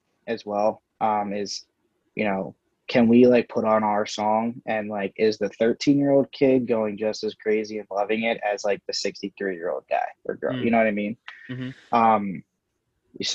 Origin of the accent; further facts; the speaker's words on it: Philadelphia, Pennsylvania, United States; I'm from Philly